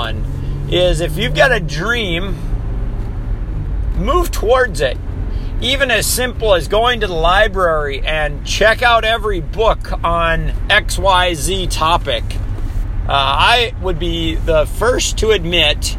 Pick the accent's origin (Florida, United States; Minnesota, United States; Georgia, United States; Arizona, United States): Minnesota, United States; also born or lived in Hawaii; I was born and raised in Minnesota